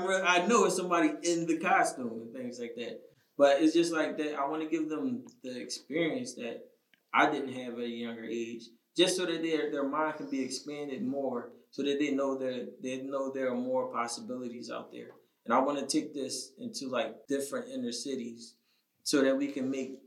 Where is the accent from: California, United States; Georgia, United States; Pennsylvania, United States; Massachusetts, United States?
Pennsylvania, United States; Philadelphia; I'm born and raised in Philly